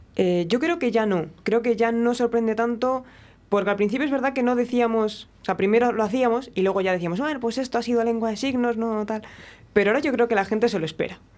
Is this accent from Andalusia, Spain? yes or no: no; Palencia, Castile and León, Spain; yo soy de Palencia